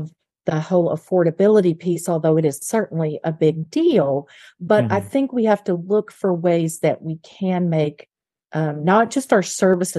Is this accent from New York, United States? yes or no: no; Little Rock, Arkansas, United States; moved away; I grew up in Little Rock, Arkansas, and while I did not grow up in a wealthy family